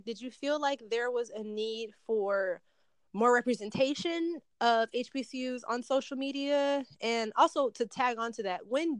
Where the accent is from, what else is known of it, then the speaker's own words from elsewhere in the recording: Detroit, Michigan, United States; Like I grew up on